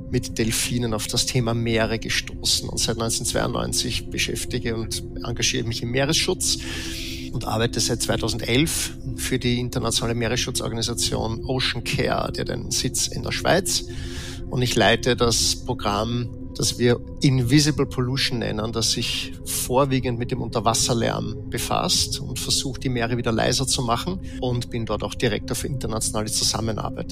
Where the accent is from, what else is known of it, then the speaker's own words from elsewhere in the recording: Vienna, Austria; ich bin in Wien geboren, Österreicher